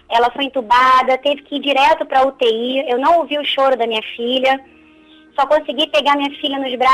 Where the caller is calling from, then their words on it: Rio de Janeiro, Brazil; Eu sou do Rio de Janeiro e escuto pela Rádio Catedral FM.